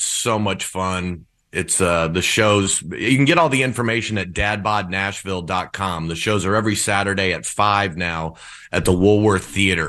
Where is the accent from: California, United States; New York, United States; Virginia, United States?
Virginia, United States; In Virginia.